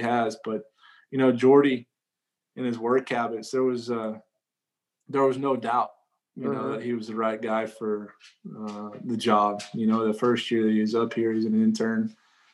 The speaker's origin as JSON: {"language": "English", "region": "New Mexico", "country": "United States", "said": "I was from New Mexico"}